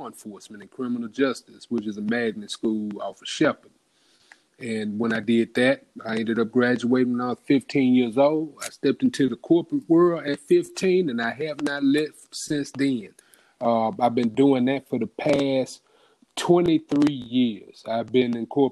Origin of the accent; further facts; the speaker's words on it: Houston, Texas, United States; I'm from Fifth Ward